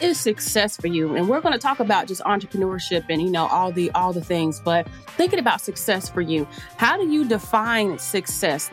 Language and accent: English; Charlotte, North Carolina, United States; moved away as an adult; also born or lived in Mississippi; Charlotte native